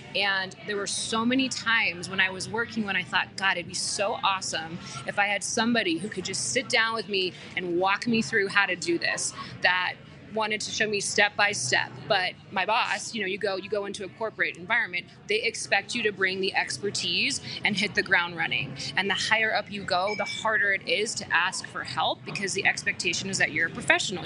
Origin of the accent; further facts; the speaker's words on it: Aurora, Colorado, United States; also born or lived in Boulder / Denver; I grew up in Aurora, went to school in Boulder, finished school in Denver